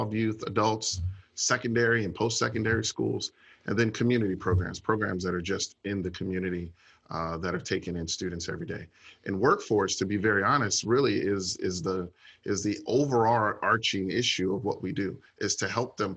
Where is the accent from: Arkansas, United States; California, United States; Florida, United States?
Florida, United States; Orlando; also born or lived in Chicago, Illinois; I was raised in Orlando